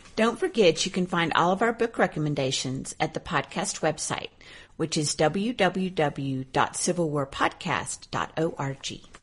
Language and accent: English; Arkansas, United States; my home state of Arkansas